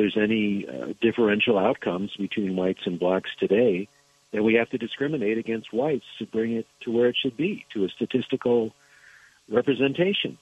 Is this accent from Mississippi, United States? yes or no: no; Alaska, United States; I was born in Alaska